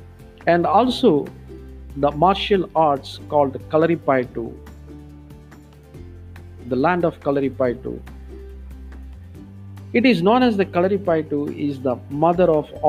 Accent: Kerala, India; my home state, Kerala. It is part of the country, Republic of India, and situated the extreme southern part of India.

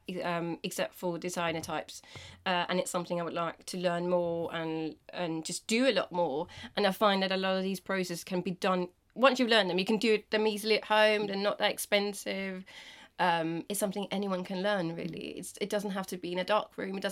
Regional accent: Denmark; English is a second language; now in England, United Kingdom; I'm from Denmark

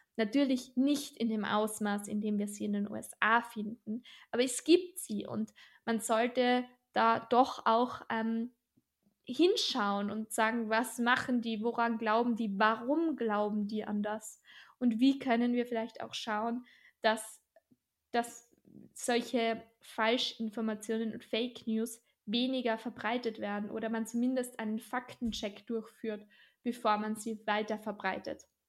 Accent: Austria; bei uns in Österreich

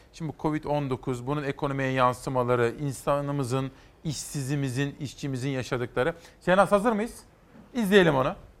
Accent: Kütahya, Turkey; benim de memleketim Kütahya'daydınız

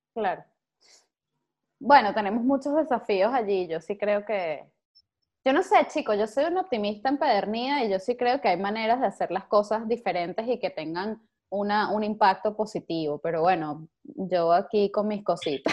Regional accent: Venezuela; como venezolanos

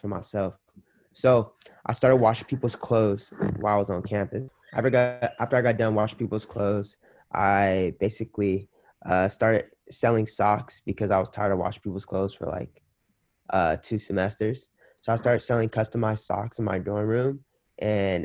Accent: Los Angeles, California, United States; moved away as an adult; also born or lived in Minnesota; I'm from Los Angeles, California

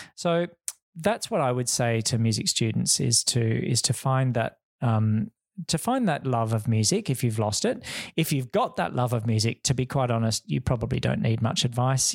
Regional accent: Perth, Western Australia, Australia; moved away as an adult; also born or lived in Wheatbelt, Western Australia / London / Hong Kong; coming back to Perth, um, which is my hometown

